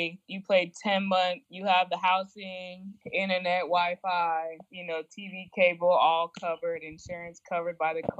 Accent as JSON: {"language": "English", "town": "Phoenix", "region": "Arizona", "country": "United States", "also_born_or_lived": "Oregon", "moved": "as an adult", "lives_now": "Egypt", "said": "I'm from Phoenix, Arizona"}